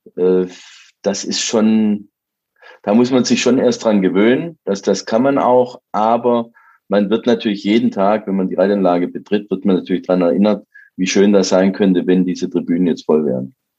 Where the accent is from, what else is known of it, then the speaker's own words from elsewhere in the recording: Baden-Württemberg, Germany; ich komme ja aus Baden-Württemberg, wie man hört